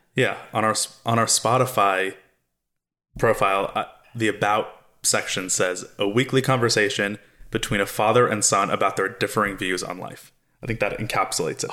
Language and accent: English; South Florida, United States; now in Los Angeles, United States; I grew up in South Florida along with you in your house as your son